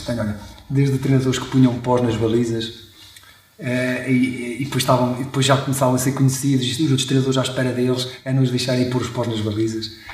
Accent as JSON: {"language": "Portuguese", "town": "Chaves", "region": "Norte", "country": "Portugal", "tie": "born or raised there", "said": "fui nascido e criado em, em Chaves, também uma, uma, uma, uma pequena cidade aqui do, do nosso distrito"}